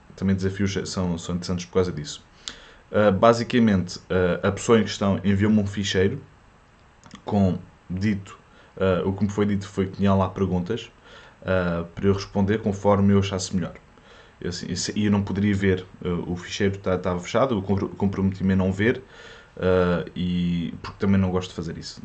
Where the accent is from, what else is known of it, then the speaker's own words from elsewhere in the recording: Portugal; first language French; Portuguese is a second language; also born or lived in France; os meus pais eram imigrantes em França e, e eu fiquei. Eu, a minha primeira língua foi francês e eles voltaram para Portugal uh, quando eu tinha 7 anos